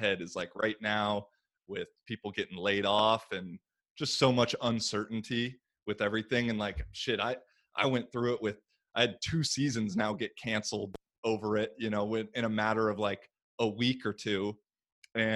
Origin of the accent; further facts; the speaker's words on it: Washington, United States; moved away as an adult; also born or lived in Bay Area, California; my home state of Washington